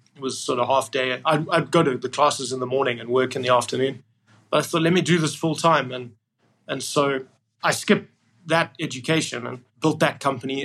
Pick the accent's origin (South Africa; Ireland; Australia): South Africa; Cape Town, Western Cape; moved away as an adult; also born or lived in Port Elizabeth, South Africa / United Kingdom / United States; I was born there, and then we moved uh, to Port Elizabeth, and then I, I mainly grew up in Cape Town